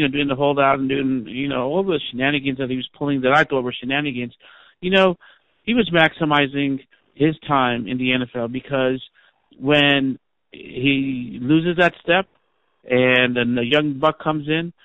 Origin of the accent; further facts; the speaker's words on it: New York, United States; I grew up in New York